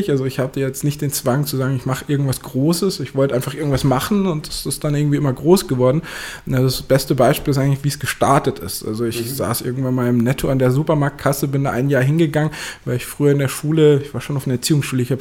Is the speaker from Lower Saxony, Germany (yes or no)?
no; Starnberg, Bavaria, Germany; now in North Rhine-Westphalia, Germany; ich bin in Bayern ausgewachsen, in Starnberg geboren, da komme ich eigentlich, habe ich länger gelebt, ähm, da kenne ich viele Leute und halt hier in NRW mittlerweile halt noch viel mehr